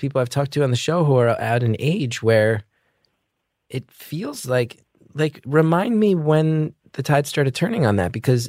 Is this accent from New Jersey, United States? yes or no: yes; New Jersey, United States; I grew up amongst the working class in Jersey